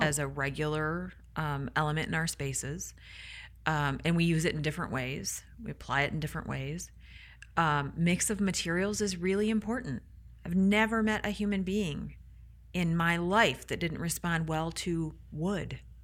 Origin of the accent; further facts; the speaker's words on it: Michigan, United States; I hail from Michigan. I love, I love my Mitten people